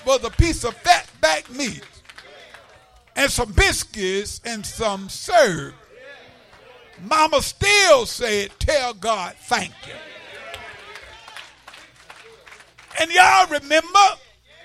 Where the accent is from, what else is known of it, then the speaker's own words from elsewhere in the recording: the South, United States; growing up in the South, segregated South, sharecropper child